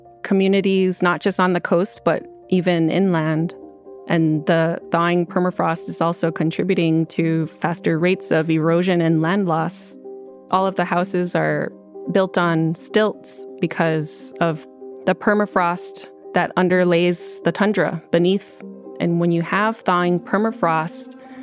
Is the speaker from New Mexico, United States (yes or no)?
no; Utqiagvik, Alaska, United States; now in Fairbanks, United States; I'm Inupiaq. I'm from Utqiagvik, and I work at the University of Alaska Fairbanks